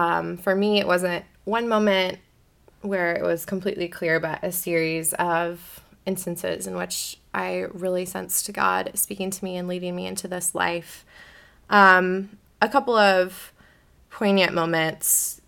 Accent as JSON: {"language": "English", "town": "Beaverton", "region": "Oregon", "country": "United States", "tie": "born or raised there", "said": "I grew up in the Church of the Nazarene at Beaverton Nazarene, which is this really funny-shaped building that is very memorable. It's a round church in Beaverton, Oregon."}